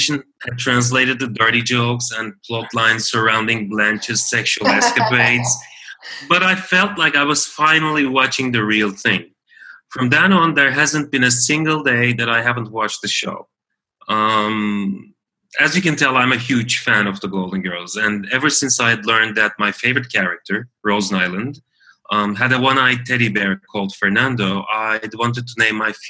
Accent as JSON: {"language": "English", "region": "Istanbul", "country": "Turkey", "also_born_or_lived": "San Francisco, United States", "said": "Right after I graduated from college, I moved from Istanbul to San Francisco for my MBA degree."}